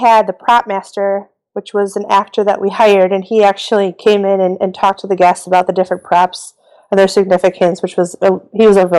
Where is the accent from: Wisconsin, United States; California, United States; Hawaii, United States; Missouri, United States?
Wisconsin, United States; Milwaukee; my hometown in Milwaukee.